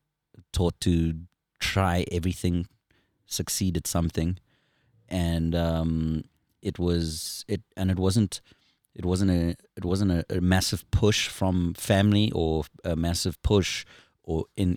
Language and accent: English; South Africa; moved away as an adult; now in United States; I'm born and raised South African.